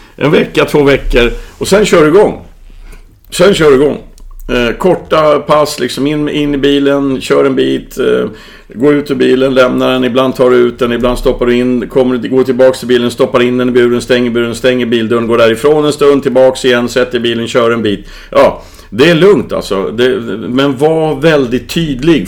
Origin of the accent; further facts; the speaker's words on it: Värmland, Sweden; moved away; när jag var barn i Värmland